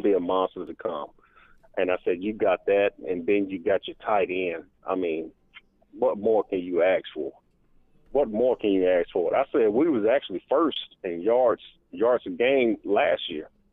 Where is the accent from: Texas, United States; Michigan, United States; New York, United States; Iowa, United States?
Texas, United States; Houston; now in Kansas City, United States; I was from Houston. I'm originally from Houston